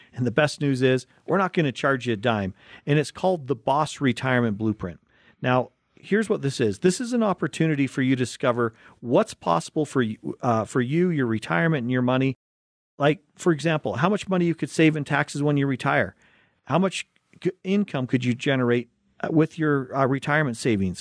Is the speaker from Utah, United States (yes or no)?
yes; Utah, United States; growing up in Utah